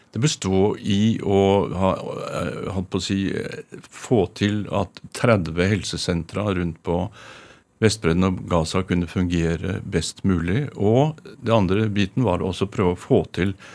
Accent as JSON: {"language": "Norwegian", "region": "Oslo", "country": "Norway", "tie": "born or raised there", "said": "jeg er fra Røa"}